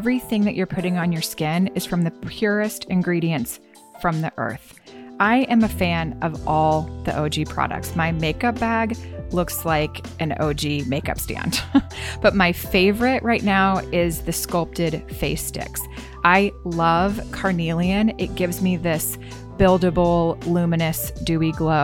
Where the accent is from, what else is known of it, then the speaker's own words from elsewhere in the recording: the South, United States; I grew up in the South too